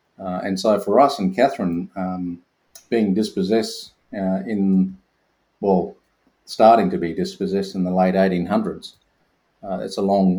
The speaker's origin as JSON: {"language": "English", "town": "Katherine", "region": "Northern Territory", "country": "Australia", "tie": "born or raised there", "also_born_or_lived": "Torres Strait", "moved": "yes", "lives_now": "Victoria, Australia", "said": "I come from and I grew up on Dagaman country in the Northern Territory. Also have connections into the Torres Strait, the Moalgal peoples. But I grew up in a little town called Catherine and, you know, spent most of my life there."}